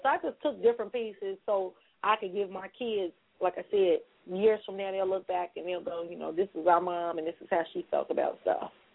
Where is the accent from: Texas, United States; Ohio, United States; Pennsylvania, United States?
Ohio, United States; Cincinnati; born and raised right here in Cincinnati, Ohio